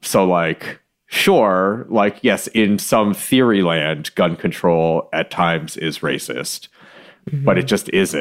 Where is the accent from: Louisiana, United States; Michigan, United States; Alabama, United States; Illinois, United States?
Michigan, United States; I'm from Michigan